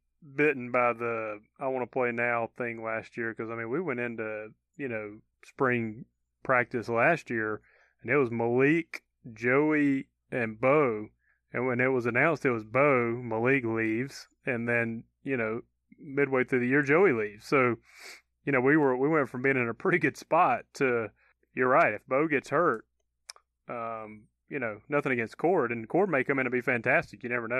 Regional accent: Georgia, United States; accent: southern; Well, sometimes my real southern accent kicks in because I'm, you know, from central Georgia.

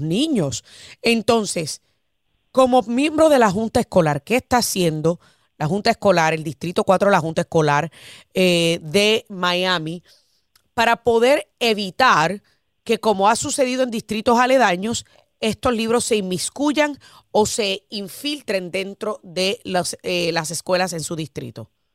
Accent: Puerto Rico; como puertorriqueña

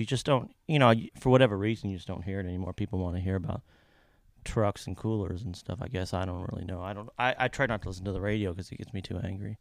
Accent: Kentucky, United States; I'm from Kentucky

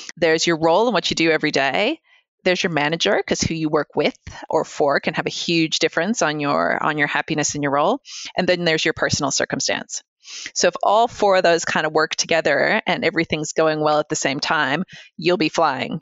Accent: United States; moved away; I grew up in the States

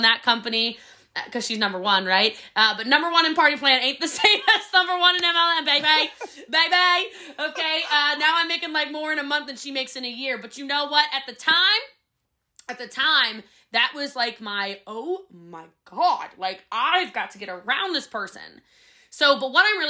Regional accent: Maryland, United States; I'm from Maryland.

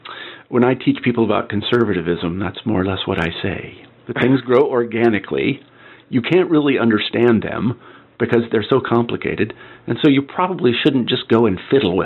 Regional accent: Midwest, United States; I know that I was brought up in the Midwest and I was a jock and all these other things.

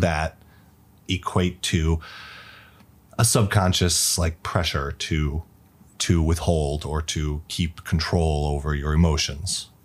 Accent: Arizona, United States; moved away as an adult; now in China; I'm from Arizona, the United States. I've been in China for nine, almost ten years now

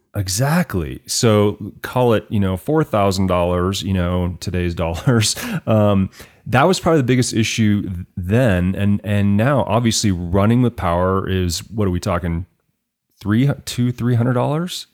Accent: Fort Collins, Colorado, United States; I grew up in Fort Collins, so certainly a great place

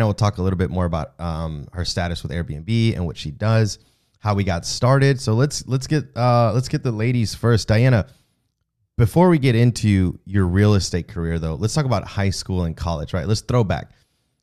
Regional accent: the American South, United States; I'm obviously Mexican, but I'm in the South.

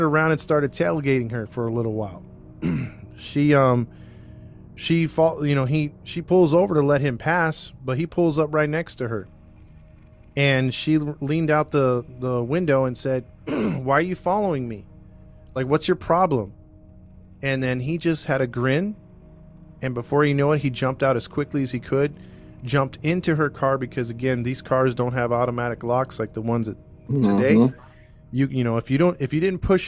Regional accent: Whittier, California, United States; my hometown, Whittier, California

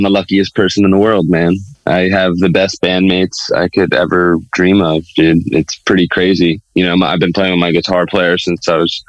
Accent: Scarsdale, New York, United States; I grew up in Westchester, New York. Okay. So, yeah. A town called Scarsdale. I'm sure you may have heard of it. Doesn't have the greatest reputation, but it was a fun place to grow up

